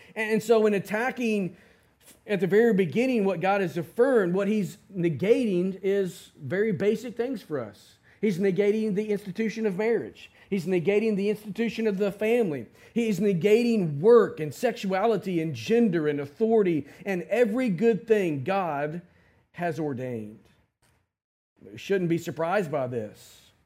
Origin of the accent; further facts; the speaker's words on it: United States; as American Christians